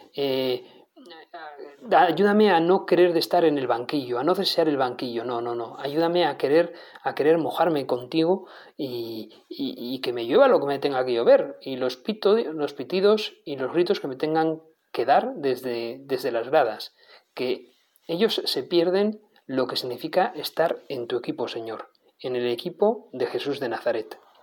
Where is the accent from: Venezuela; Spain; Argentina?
Spain; Navarre; soy navarro, como tantos otros que aquí hablamos